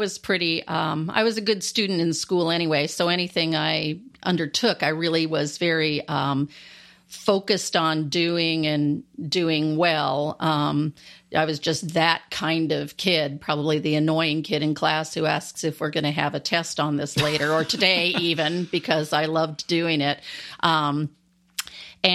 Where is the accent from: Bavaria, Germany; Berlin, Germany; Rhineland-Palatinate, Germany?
Rhineland-Palatinate, Germany; Landstuhl; born there; I was born actually in Landstuhl, Germany, which is by Ramstein Air Force Base.